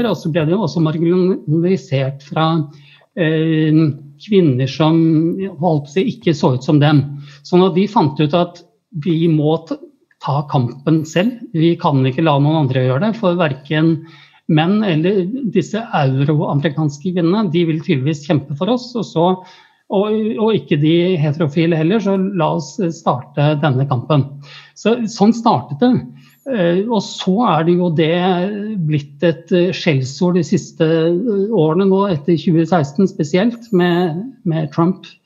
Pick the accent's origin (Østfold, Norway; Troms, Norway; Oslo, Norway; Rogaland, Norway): Oslo, Norway; jeg er fra Tøyen, jeg gikk på Tøyen skole og bor på Oslo øst